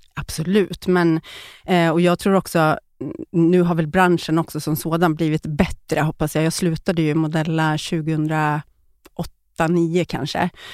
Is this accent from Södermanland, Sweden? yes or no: yes; Eskilstuna, Södermanland, Sweden; moved away as an adult; also born or lived in Stockholm; jag kommer från Eskilstuna, flyttade till Stockholm direkt efter uh, skolan